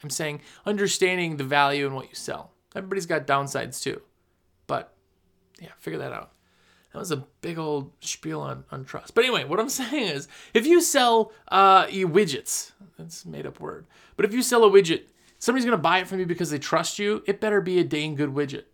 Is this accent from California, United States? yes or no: no; Wisconsin, United States; moved away as an adult; now in North Carolina, United States; I'm from Wisconsin originally. I moved to North Carolina just a couple years ago.